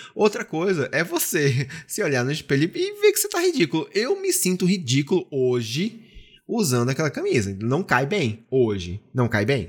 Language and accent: Portuguese; Pernambuco, Brazil; na minha terra